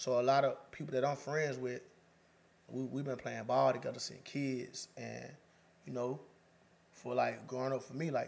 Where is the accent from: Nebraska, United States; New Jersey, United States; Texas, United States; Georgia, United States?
Georgia, United States; Wilcox County; moved away as an adult; now in Macon, United States; I'm from the country, man. I'm from Wilco by way of Deadwood, you know what I'm saying? I'm in Macon now. Though a lot of motherfuckers think I'm from Macon. I've been out here since 2017, but nah, I'm from Wilco.